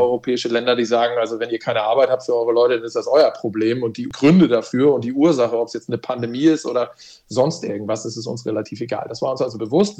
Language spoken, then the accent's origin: German; Hamburg, Germany; accent: Hamburg; moved away as an adult; also born or lived in Hesse; now in Baden-Württemberg, Germany; Ich bin Hamburger Jung, klassischer Hamburger Jung, in Hamburg geboren